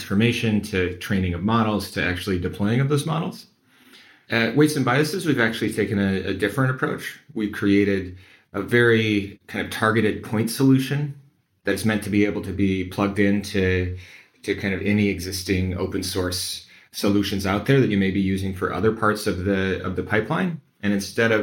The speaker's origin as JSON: {"language": "English", "region": "Midwest", "country": "United States", "said": "I'm from the Midwest, the heartland of America"}